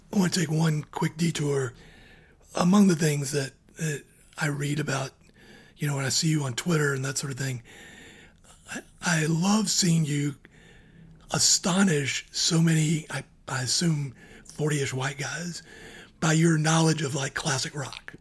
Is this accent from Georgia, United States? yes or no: yes; Georgia, United States; I grew up in Georgia